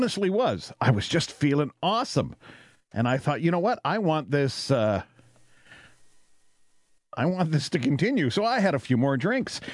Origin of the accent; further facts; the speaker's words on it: Canada; I'm Canadian